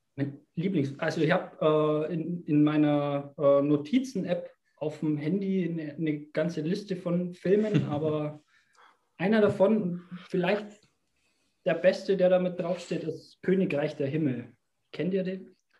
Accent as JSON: {"language": "German", "region": "Bavaria", "country": "Germany", "said": "als Bayer"}